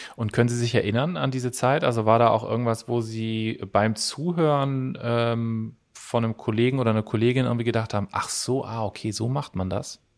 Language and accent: German; Cologne, North Rhine-Westphalia, Germany; Ich komme ja aus Köln